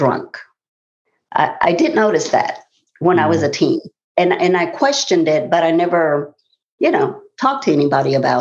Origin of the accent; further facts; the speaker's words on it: Tulsa, Oklahoma, United States; I'm from Tulsa, Oklahoma. And I grew up in a culture where it was very normal to drink